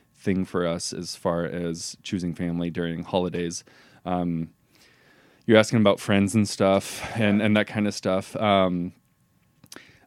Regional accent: Pendleton, Oregon, United States; we grew up both in Pendleton

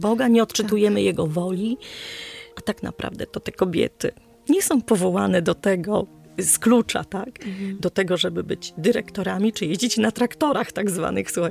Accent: Poland

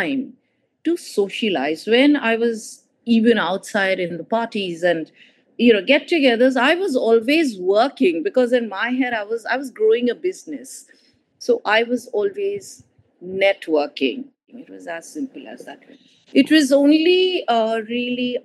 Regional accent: East India, India; moved away; I come from East India

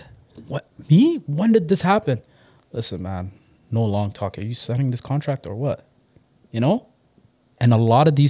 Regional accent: Mississauga, Ontario, Canada; also born or lived in Toronto; So I definitely grew up in, I grew up in the Acorn area, Mississauga Valley.

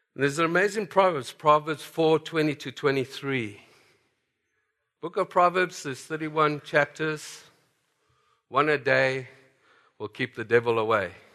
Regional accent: South Africa; moved away as an adult; And so I grew up in South Africa

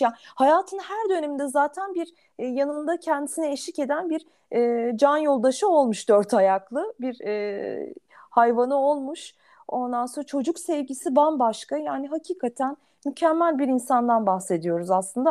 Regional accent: Ankara, Turkey; bir Ankaralı olarak

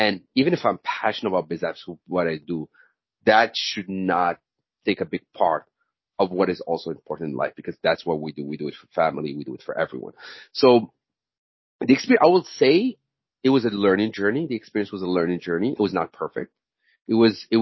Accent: Morocco; moved away as an adult; also born or lived in Senegal; I'm originally from Morocco

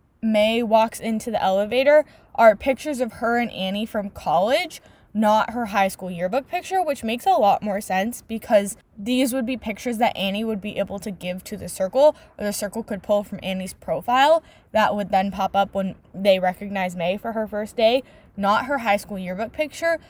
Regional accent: Silicon Valley, California, United States; I literally live in the Silicon Valley. I have for my entire 18 years of existence

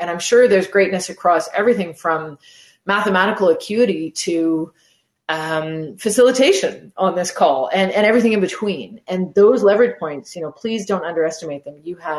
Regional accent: Canada; So physically, I'm in Montreal. That's where I live. I'm Canadian, lived in different parts of the world, but this is where I am now.

